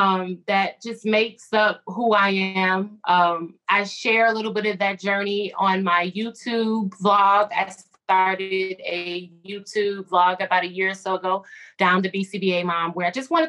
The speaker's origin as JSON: {"language": "English", "town": "Chicago", "region": "Illinois", "country": "United States", "said": "I'm from Chicago"}